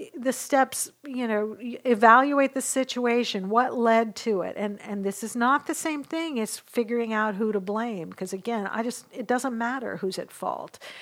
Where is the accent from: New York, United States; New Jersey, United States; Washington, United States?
Washington, United States; Western; now in Dallas, United States; I grew up in Western Washington